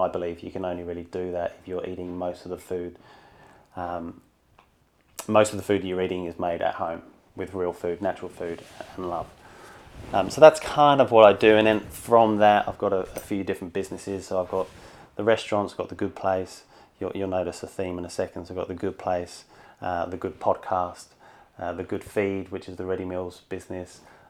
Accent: Sydney, New South Wales, Australia; Well, I'm from Sydney, so I'm up here for work.

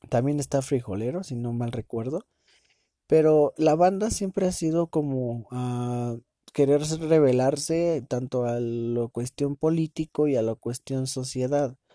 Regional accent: Mexico; Yo soy mexicano y soy la verga y viva México, cabrones.

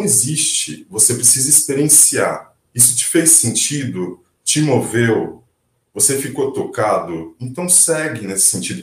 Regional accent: Brazil; Somos brasileiros

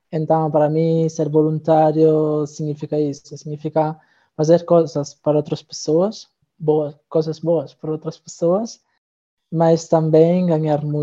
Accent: Italy; Portuguese is a second language; moved away as an adult; now in Braga, Portugal; tenho 23 anos, sou italiano.

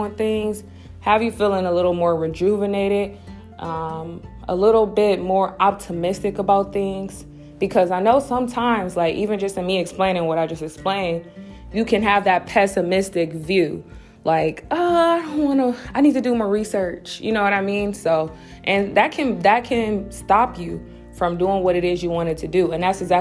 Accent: Cleveland, Ohio, United States; moved away as an adult; now in Akron, United States; I grew up in Cleveland, but I've lived in Akron for the past 10 years or so

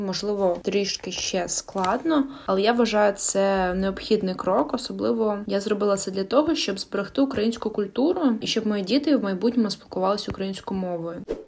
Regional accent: Ukraine; Ukrainian is a second language; Я українка

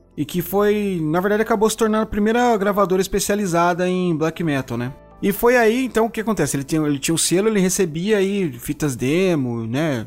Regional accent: São Paulo, Brazil; na minha adolescência também aqui em São Paulo era a galeria do rock, a gente se encontrava lá

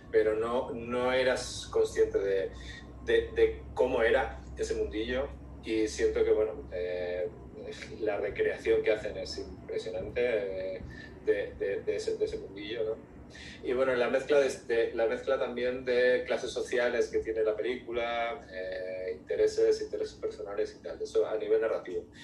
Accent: Spain; now in Mexico City, Mexico; yo soy español, pero mi, madre es mexicana y mi familia es, mi familia es mexicana

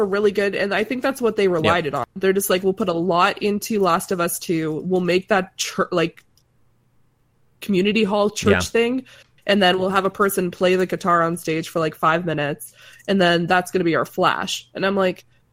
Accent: Atlantic Canada, Canada; accent: East Coast

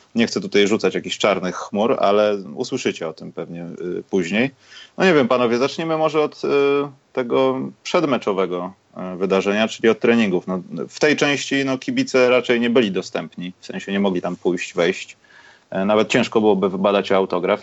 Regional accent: Poland; jestem z Polski

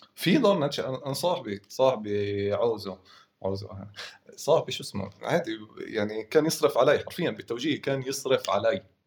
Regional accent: Hebron, West Bank, Palestine

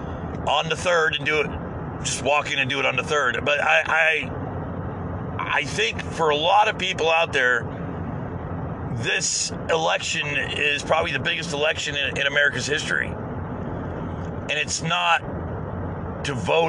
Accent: United States; as an American

